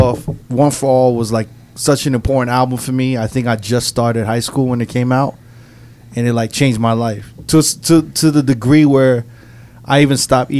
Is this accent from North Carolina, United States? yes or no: no; New York, United States; we're both from New York.